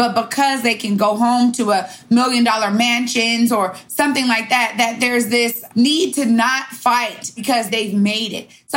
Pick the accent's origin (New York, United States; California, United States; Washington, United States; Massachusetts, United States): Washington, United States; Seattle; my hometown